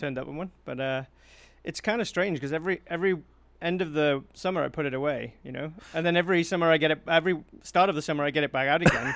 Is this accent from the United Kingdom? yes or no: yes; South Wales, United Kingdom; accent: Welsh; now in Manitoba, Canada; I'm from South Wales